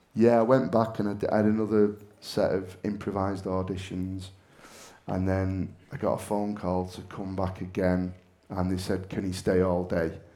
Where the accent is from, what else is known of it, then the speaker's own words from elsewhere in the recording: Manchester, North West England, United Kingdom; now in Bolton, United Kingdom; I'm from Manchester, but I live in Bolton